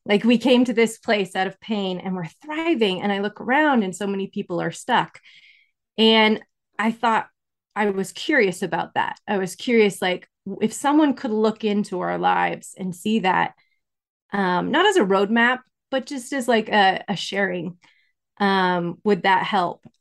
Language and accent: English; Incline Village, Nevada, United States; I was born in Incline Village, That's in Nevada. It's right by Lake Tahoe.